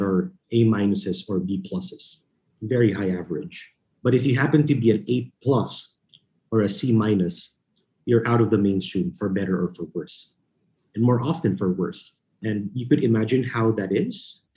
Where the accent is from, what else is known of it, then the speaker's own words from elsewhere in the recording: Philippines; moved away as an adult; also born or lived in New York City; I was born and raised in the Philippines.